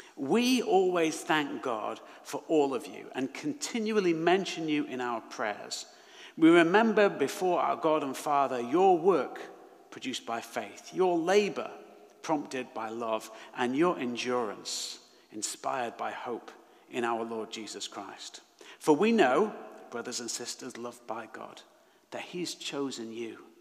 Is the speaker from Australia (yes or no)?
no; Manchester, North West England, United Kingdom; now in Leeds, United Kingdom; I was born in Manchester, love living in Leeds